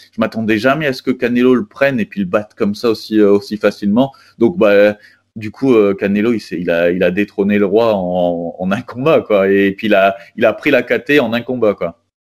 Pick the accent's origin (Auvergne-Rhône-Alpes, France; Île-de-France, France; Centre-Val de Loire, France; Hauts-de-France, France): Hauts-de-France, France; Arras; je suis originaire, euh, du, nord de la France, quoi, d'Arras